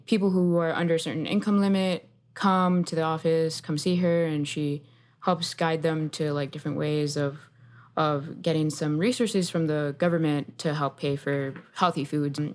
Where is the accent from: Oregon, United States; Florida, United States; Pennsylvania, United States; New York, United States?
Florida, United States; Miami; also born or lived in Colombia; I moved to Miami, Florida. Uh, the suburb I grew up in, West Kendall